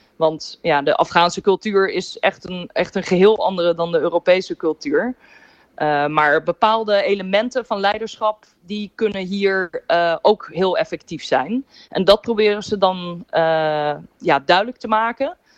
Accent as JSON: {"language": "Dutch", "country": "Netherlands"}